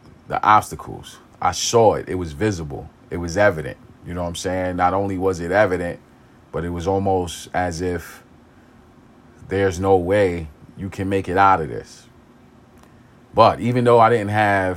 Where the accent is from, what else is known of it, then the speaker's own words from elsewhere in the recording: New York City, New York, United States; I grew up in East New York. I grew up in pink houses